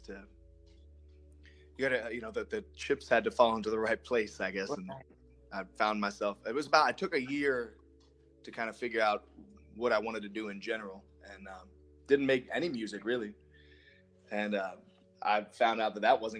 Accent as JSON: {"language": "English", "town": "Hamilton Square", "region": "New Jersey", "country": "United States", "tie": "born or raised there", "moved": "as an adult", "lives_now": "Austin, United States", "said": "I was born and raised in Hamilton Square, New Jersey, but I've been out here in Austin, Texas, surviving out here about 13 years."}